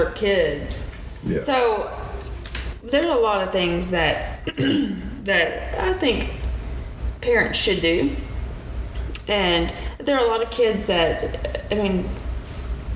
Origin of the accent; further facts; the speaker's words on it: Midwest, United States; I'm from the Midwest